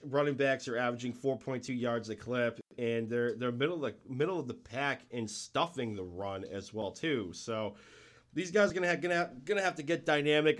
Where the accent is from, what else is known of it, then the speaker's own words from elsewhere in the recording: New England, United States; I'm from New England